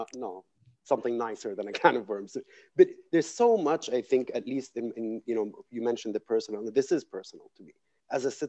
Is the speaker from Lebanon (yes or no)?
yes; Lebanon; growing up in Lebanon and, you know, remaining here